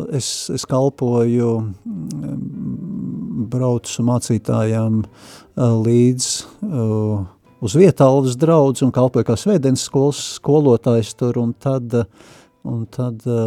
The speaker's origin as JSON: {"language": "Latvian", "region": "Riga", "country": "Latvia", "tie": "born or raised there", "also_born_or_lived": "Saldus", "moved": "as an adult", "said": "esmu dzimis audzis Rīgā"}